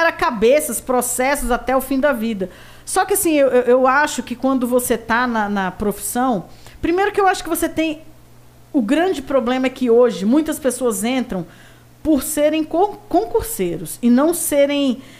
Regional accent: Brasília, Federal District, Brazil; Eu sou candanga, realmente nascida e criada em Brasília.

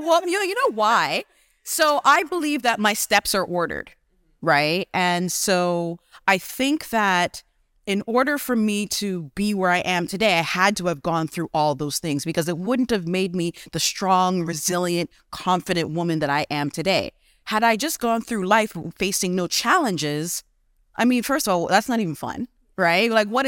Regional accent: Canada; also born or lived in Ghana; So because I was born in Ghana, and came to Canada as I was small, my mom's always been an entrepreneur.

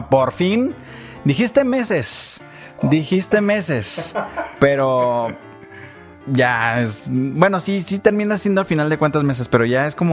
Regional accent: Ensenada, Baja California, Mexico; also born or lived in Jalisco; porque yo crecí allá, crecí en Ensenada, sin embargo, sí soy jalisquillo.

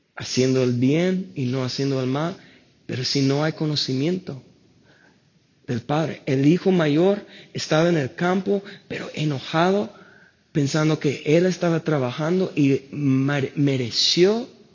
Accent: United States; Spanish is a second language; moved away; soy gringo, no puedo pronunciarlo bien

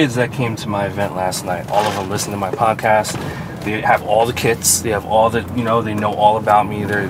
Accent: New Jersey, United States; Being a Filipino kid from Jersey.

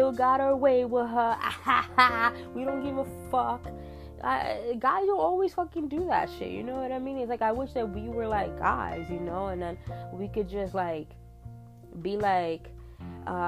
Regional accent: New York, United States; moved away as an adult; I'm from New York, you know, I lived in New York for 23 years of my fucking life

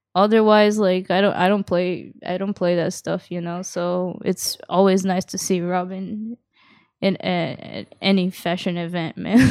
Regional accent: Yokohama, Kanagawa, Japan; also born or lived in Kawasaki; I was raised in Japan and, uh, I actually had a hard time in a Japanese public school here, like, 'cause, uh, it was a school in Yokohama

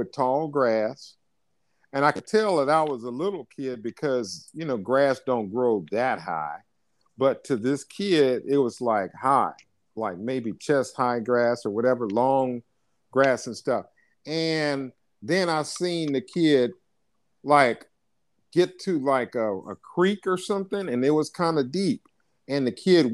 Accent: United States; I'm American

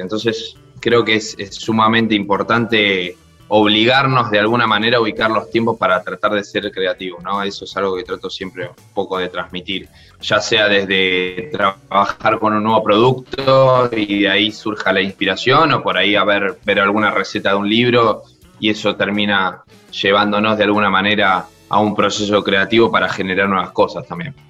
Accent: Argentina; moved away; also born or lived in Spain / France; como argentino

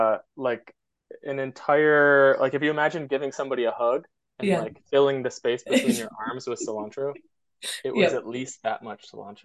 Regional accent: Michigan, United States; I use he, him pronouns. And I'm from Michigan, which is in the Midwest. The United States, and I grew up there, lived most of my childhood there, went to college there, and culturally, I would say very much like Midwestern U.S. culture.

